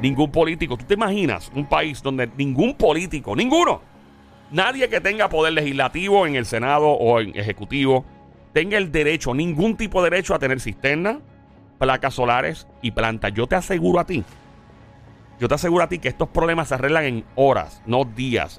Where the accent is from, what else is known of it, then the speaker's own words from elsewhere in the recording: Caguas, Puerto Rico; en Caguas, mi pueblo